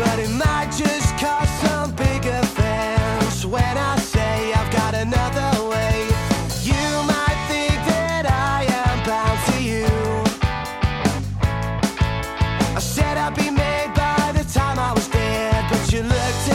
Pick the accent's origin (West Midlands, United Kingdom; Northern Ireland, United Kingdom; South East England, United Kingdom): West Midlands, United Kingdom; Birmingham; born or raised there